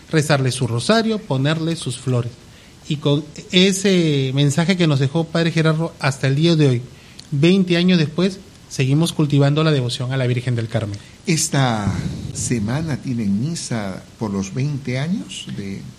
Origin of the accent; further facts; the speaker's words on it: Peru; como peruanos tenemos que sentirnos orgullosos de esta tierra que nos vio nacer.